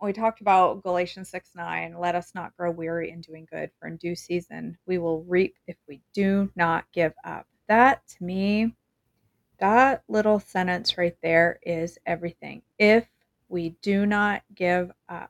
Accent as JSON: {"language": "English", "region": "Maine", "country": "United States", "said": "I'm from Maine"}